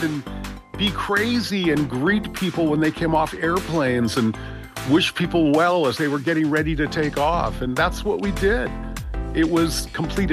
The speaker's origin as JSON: {"language": "English", "town": "Los Angeles", "region": "California", "country": "United States", "tie": "born or raised there", "said": "When I was a teenager growing up in West Los Angeles"}